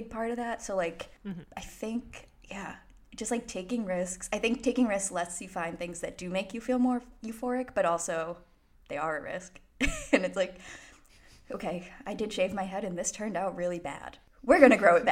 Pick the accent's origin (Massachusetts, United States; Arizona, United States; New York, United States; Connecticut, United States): Massachusetts, United States; Boston; I'm from Boston